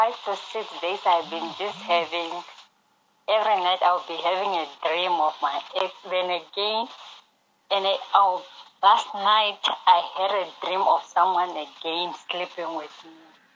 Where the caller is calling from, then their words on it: Windhoek, Khomas, Namibia; Windhoek, Namibia.